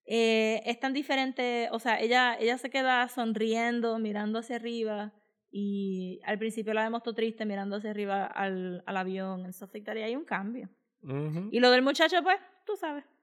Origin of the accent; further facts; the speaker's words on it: Israel; born there; Si nací en Israel, ¿qué carajo tú crees que va a pensar?